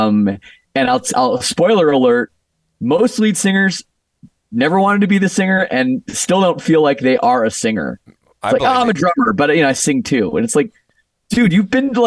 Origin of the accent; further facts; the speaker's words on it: Canada; moved away as an adult; now in Las Vegas, United States; I'm from Canada